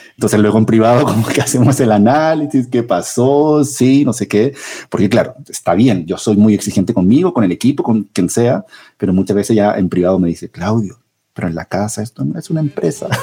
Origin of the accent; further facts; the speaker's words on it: central Chile, Chile; moved away as an adult; also born or lived in Santiago, Chile; now in Colombia; hace 38 años em, en la zona central de Chile